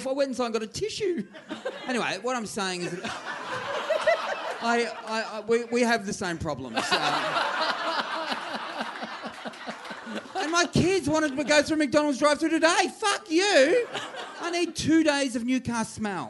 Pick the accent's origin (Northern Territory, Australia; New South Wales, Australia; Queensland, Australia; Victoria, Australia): Victoria, Australia; Warrnambool; I'm from West Warrnambool. I grew up thinking Hoppers Crossing was like fucking Paris, right?